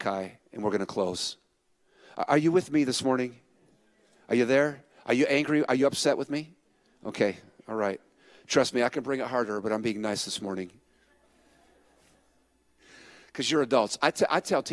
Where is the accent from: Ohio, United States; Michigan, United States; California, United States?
California, United States; San Francisco; I was born in San Francisco.